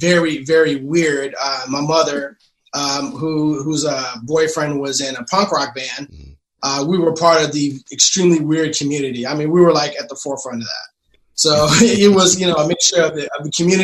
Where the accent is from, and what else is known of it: Austin, Texas, United States; born or raised there; also born or lived in Columbus, Ohio; now in Houston, United States